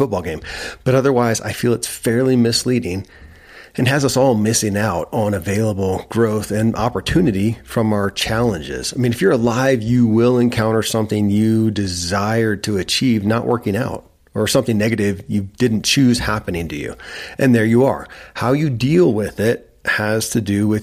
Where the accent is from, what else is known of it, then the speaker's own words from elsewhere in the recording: Kentucky, United States; I grew up in Kentucky where horse racing and bourbon are famous